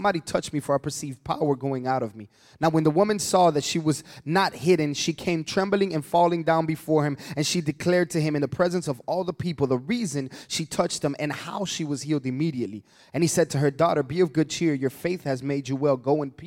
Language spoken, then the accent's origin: English; Atlanta, Georgia, United States; I'm from Atlanta